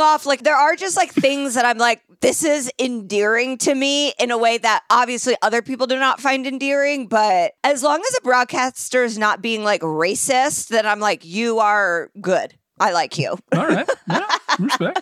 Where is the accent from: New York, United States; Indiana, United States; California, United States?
Indiana, United States; Indianapolis; I'm from Indianapolis